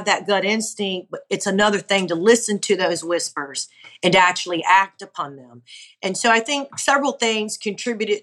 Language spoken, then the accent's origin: English; Honolulu, Hawaii, United States; moved away as an adult; now in Gulf Breeze, United States; I'm originally from Honolulu, Hawaii, but I've been now in Gulfbreeze, Florida for some 20 years